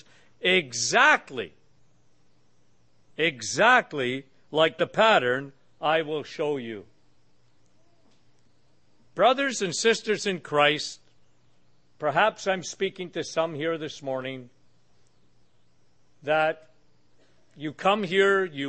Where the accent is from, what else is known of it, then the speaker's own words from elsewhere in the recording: Canada; I'm from Canada